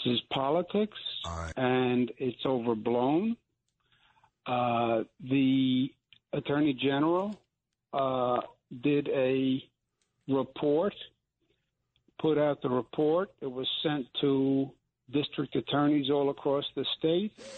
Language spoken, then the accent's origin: English; New York, United States; I'm from New York